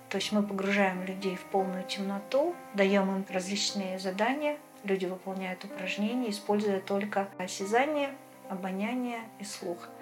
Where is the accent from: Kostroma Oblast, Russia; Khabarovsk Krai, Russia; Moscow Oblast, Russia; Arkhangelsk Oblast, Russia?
Arkhangelsk Oblast, Russia; Severodvinsk; moved away as an adult; Мой родной город – это Северодвинск, Архангельская область, берег Белого моря. Прожила я там до 23 лет